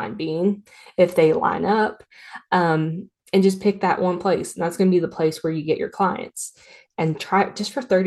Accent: Tennessee, United States; I'm from Tennessee

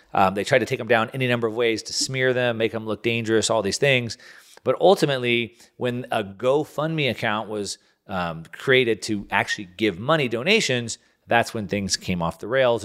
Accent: United States; I'm an American

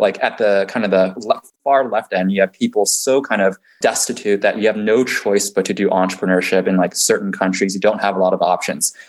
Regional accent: San Francisco Bay Area, California, United States; also born or lived in China / Boston; So I was born in China, moved to the U.S. when I was six years old, and I grew up in the uh, San Francisco Bay Area

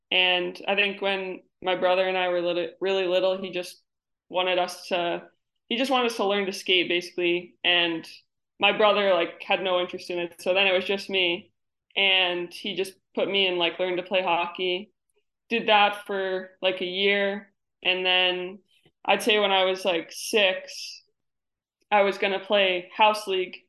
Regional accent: New York, United States; now in Connecticut, United States; I live in Connecticut now, but I'm from New York

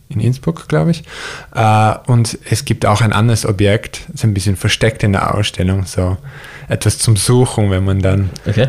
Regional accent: near Yosemite, Central California, United States; German is a second language; moved away; wo ich aufgewachsen bin, auch da in der Nähe von Yosemite, ist es eine, würde ich als Middle of Nowhere bezeichnen

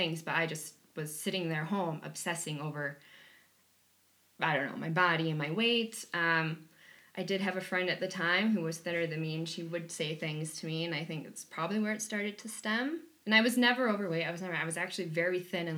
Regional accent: Wisconsin, United States; I come from Wisconsin. I come from humble backgrounds, working class family.

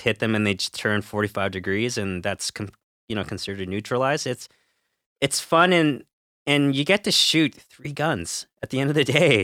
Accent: Canada; we're Canadian

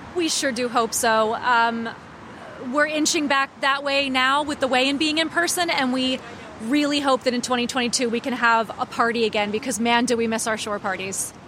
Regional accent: Annapolis, Maryland, United States; I grew up here. I was born in Annapolis

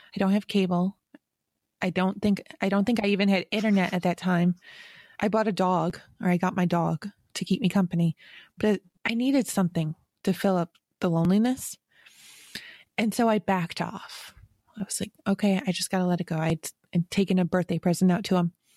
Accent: Western New York, United States; growing up in Western New York

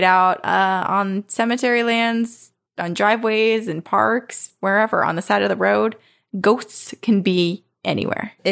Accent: Texas, United States; he was in my home state of Texas, where his brother N lives.

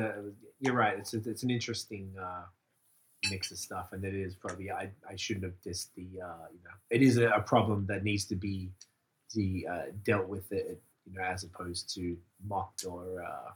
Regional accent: Melbourne, Victoria, Australia; born or raised there; moved away as an adult; also born or lived in St Kilda, Melbourne; now in Montreal, Canada

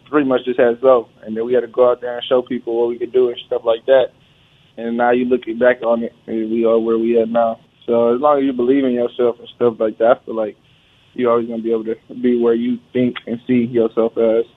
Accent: California, United States; moved away as an adult; now in Charlotte, United States; we from Cali

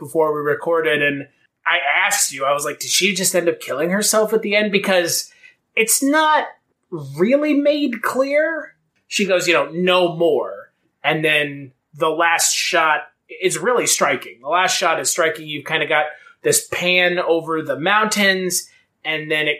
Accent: United States; we're American

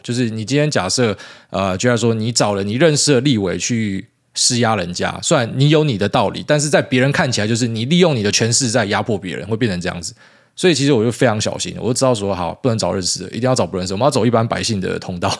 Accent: Taiwan; 我们台湾人

